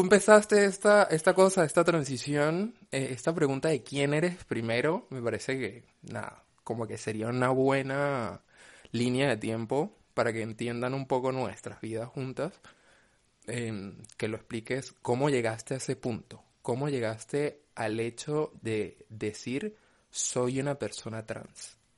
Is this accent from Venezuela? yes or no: yes; Venezuela; moved away; Yo soy venezolana.